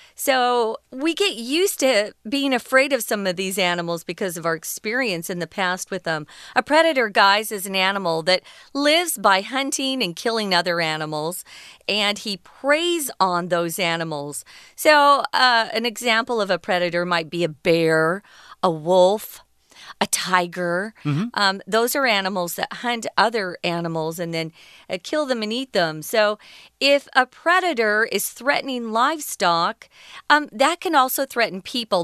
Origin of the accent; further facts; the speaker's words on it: Arizona, United States; I grew up in Arizona and we had a lot of black widows.